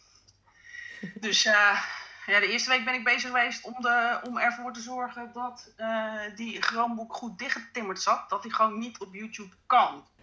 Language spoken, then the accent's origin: Dutch; Netherlands; wij als Nederlanders